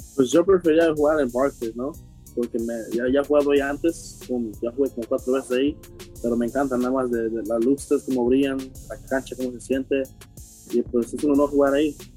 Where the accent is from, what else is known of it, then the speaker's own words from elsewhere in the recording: New York, United States; siendo mexicano nacido en Nueva York